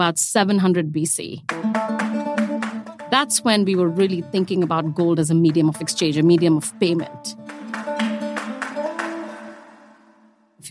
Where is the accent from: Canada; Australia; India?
India; accent: Indian; I'm Indian, as you can hear from the voice